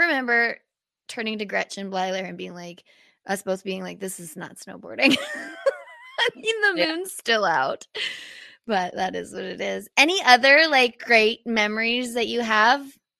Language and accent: English; Canada; being a Canadian athlete isn't always the easiest.